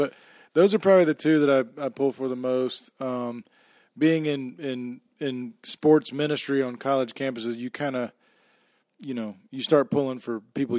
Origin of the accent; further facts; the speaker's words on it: Orlando, Florida, United States; but I grew up in Orlando, so I'm a pretty big Florida Gator fan.